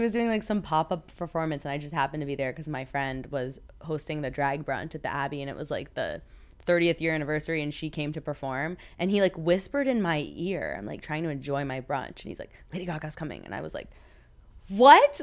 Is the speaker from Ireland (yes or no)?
no; Florida, United States; moved away as an adult; I'm from Florida originally